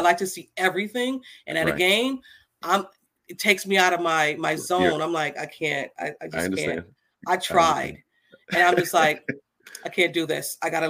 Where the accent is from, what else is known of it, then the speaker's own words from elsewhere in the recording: Niagara Falls, New York, United States; also born or lived in Buffalo; I live in Buffalo. I'm originally from Niagara Falls. I moved to Buffalo.